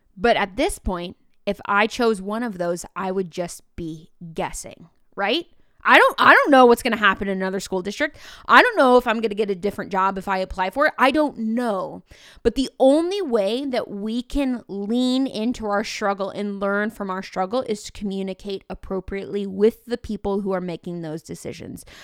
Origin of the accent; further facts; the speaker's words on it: Mattoon, Illinois, United States; I wanted to teach middle school science at Mattoon Middle School, which is where I was born and raised